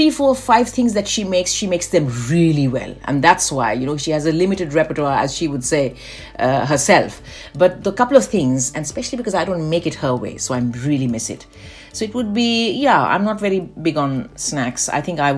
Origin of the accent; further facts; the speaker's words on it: Delhi, India; moved away; I am a Bengali, but we grew up in North India